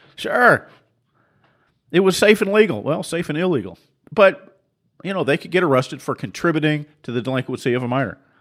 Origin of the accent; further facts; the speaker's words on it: Seattle, Washington, United States; I grew up in Seattle